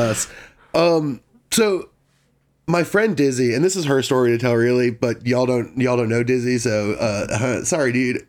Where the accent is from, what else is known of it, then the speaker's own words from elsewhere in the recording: Washington, District of Columbia, United States; moved away; I'm from D C